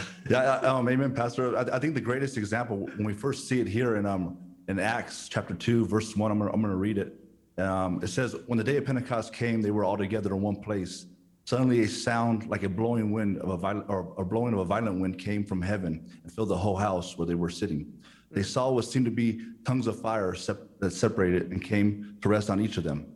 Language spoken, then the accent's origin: English; California, United States; I was born in America, in California